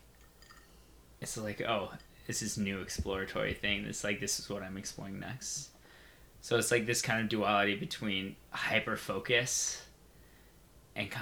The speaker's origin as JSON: {"language": "English", "area": "Bay Area", "region": "California", "country": "United States", "tie": "born or raised there", "said": "I'm from the Bay Area. It's because a lot of my family's here. Like, I grew up here."}